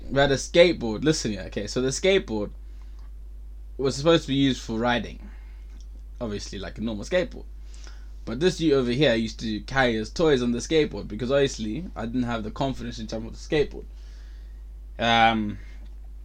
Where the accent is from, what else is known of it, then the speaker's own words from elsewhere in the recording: Zimbabwe; moved away; born and raised in Zimbabwe